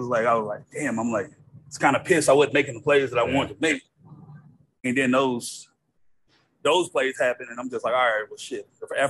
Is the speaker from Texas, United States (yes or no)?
yes; Texas, United States; I grew up playing football in Texas.